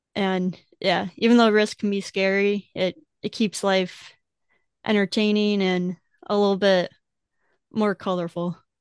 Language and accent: English; Wisconsin, United States; growing up in Wisconsin